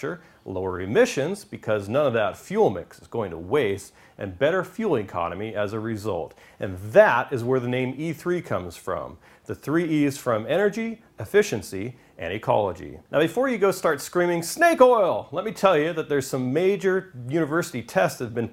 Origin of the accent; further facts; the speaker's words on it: Southern California, United States; I'm from Southern California